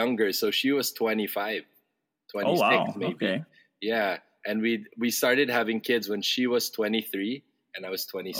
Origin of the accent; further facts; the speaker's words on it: Hong Kong; also born or lived in Singapore; I grew up abroad in Hong Kong and Singapore as a kid.